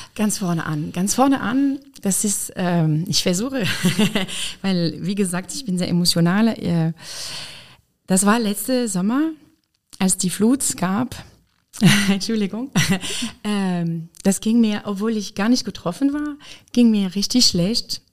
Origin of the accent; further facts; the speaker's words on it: Lyon, Auvergne-Rhône-Alpes, France; German is a second language; moved away as an adult; also born or lived in Weimar, Germany; now in Koblenz, Germany; Ich komme aus Frankreich, aus Lyon